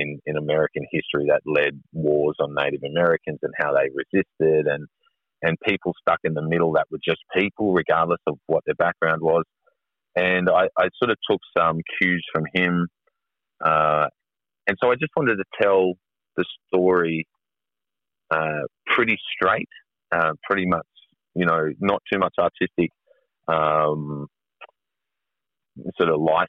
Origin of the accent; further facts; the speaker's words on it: Australia; if you believe in contemporary values of being Australian, of mateship and the fair go, well, this isn't the fair go for us, you know, and it's not been a lucky country for us.